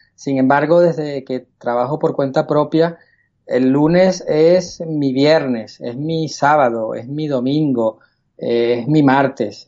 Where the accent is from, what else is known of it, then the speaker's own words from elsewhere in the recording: Caracas, Capital District, Venezuela; moved away as an adult; now in Spain; Nací en Caracas, Venezuela, en el año 71